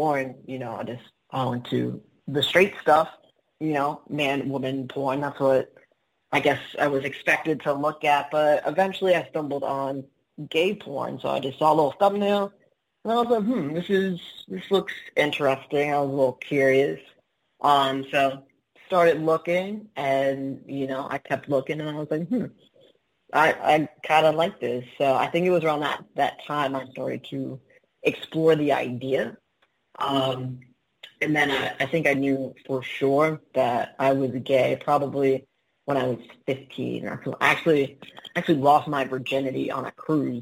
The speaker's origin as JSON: {"language": "English", "town": "Baltimore", "region": "Maryland", "country": "United States", "moved": "yes", "lives_now": "Miami Beach, United States", "said": "I'm originally from Baltimore, Maryland, and now I live in Miami Beach"}